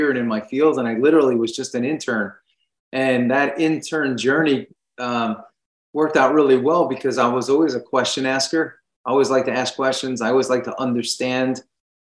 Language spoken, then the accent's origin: English; Long Island, New York, United States; moved away as an adult; also born or lived in Tampa, Florida; I grew up in New York, Long Island, much like you